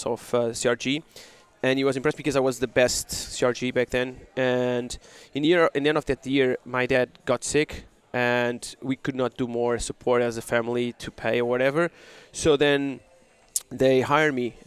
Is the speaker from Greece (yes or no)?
no; Portugal; We are from Portugal